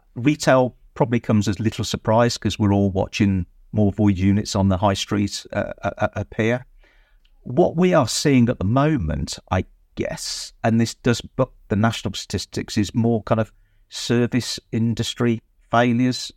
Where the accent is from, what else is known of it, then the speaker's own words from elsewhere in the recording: Droitwich, West Midlands, United Kingdom; I am actually born and bred in Droitwich